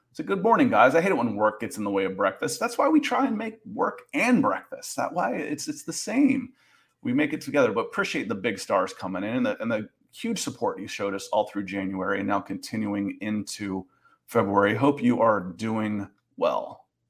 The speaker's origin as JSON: {"language": "English", "region": "Georgia", "country": "United States", "tie": "born or raised there", "said": "I grew up in Georgia"}